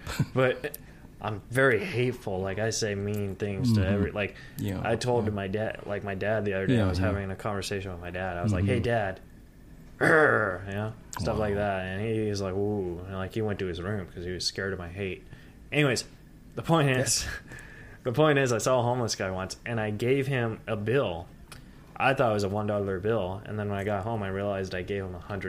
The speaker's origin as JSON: {"language": "English", "town": "San Antonio", "region": "Texas", "country": "United States", "lives_now": "California, United States", "said": "But but no, I'm from Texas too. I'm from San Antonio."}